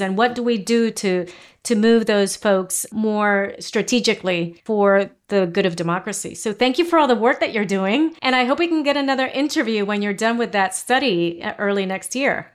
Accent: Puerto Rico; moved away; I'm from Puerto Rico originally

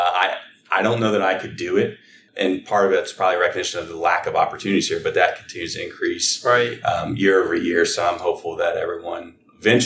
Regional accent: Frederick, Maryland, United States; I was born and raised here in Frederick

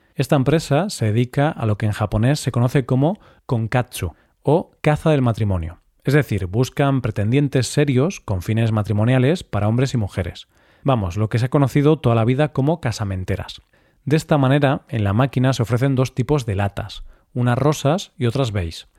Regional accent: Galicia, Spain; mi tierra natal, Galicia

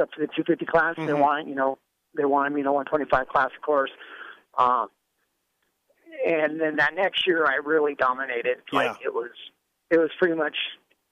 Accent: Northern California, United States; also born or lived in Orange County, California; I grew up in Northern California until I was like 12, till I moved down to Southern California

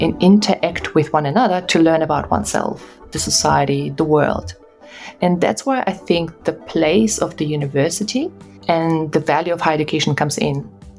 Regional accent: Russia; also born or lived in Kazakhstan / Germany; I was born in Kazakhstan, I grew up in Russia and Germany

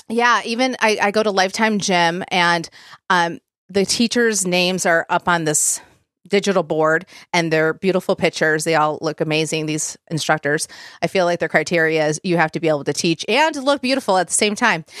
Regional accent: Plymouth, Michigan, United States; moved away as an adult; now in Nashville, United States; we are originally from Southeast Michigan. So those of you that know Michigan, we lived in Plymouth, Michigan before we moved here.

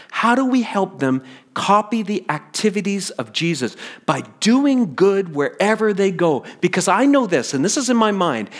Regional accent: the Maritimes, Canada; moved away as an adult; also born or lived in Toronto; I'm really different from the kid who left the Maritimes.

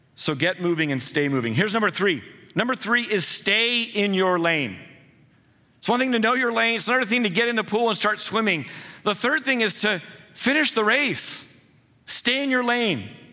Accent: San Jose, California, United States; I was born and raised in San Jose, I know this area well

